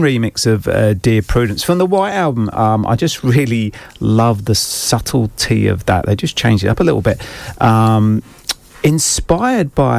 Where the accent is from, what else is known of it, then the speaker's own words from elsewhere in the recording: near Aylesbury, South East England, United Kingdom; quite near my hometown.